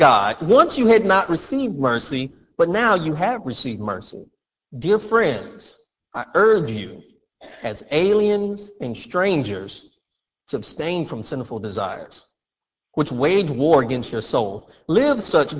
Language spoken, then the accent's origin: English; Florida, United States; I'm a Floridian. I was born and raised in Florida